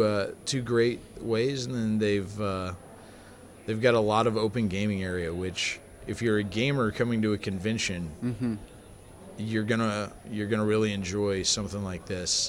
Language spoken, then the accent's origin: English; St. Louis, United States; moved away as an adult; now in Illinois, United States; we don't really live in St. Louis anymore. We're about 3 hours outside, but we grew up in the St. Louis area.